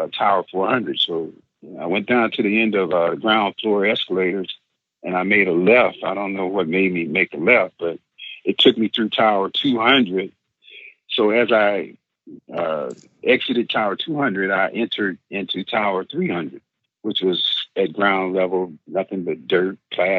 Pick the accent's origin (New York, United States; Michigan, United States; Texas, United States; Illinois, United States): Michigan, United States; Benton Harbor; also born or lived in Detroit, Michigan; I was in Benton Harbor, Michigan, my hometown